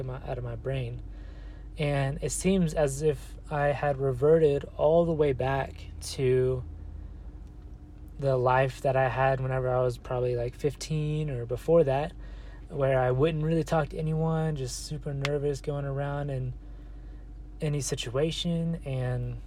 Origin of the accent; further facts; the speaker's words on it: Texas, United States; moved away as an adult; now in Colorado, United States; currently I'm in Colorado because I was born in Texas. So my whole life I've lived in this 30-45 minute area